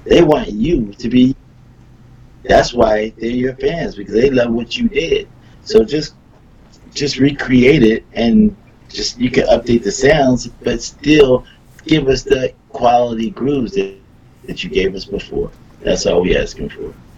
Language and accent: English; Philadelphia, Pennsylvania, United States; moved away; I'm from Philly